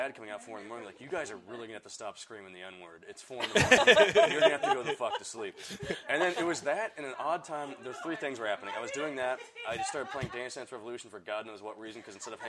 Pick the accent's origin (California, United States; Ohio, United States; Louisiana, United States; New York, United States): California, United States; Frazier Park; we grew up in Fraser Park